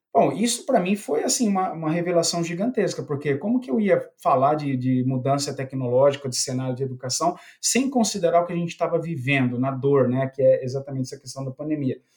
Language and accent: Portuguese; Piracicaba, São Paulo, Brazil; accent: interior of São Paulo; eu fui guarda-mirim, né, aqui na, na, na, cidade de Piracicaba, já deve perceber que o sotaque aqui, eu sou bem do interior de São Paulo mesmo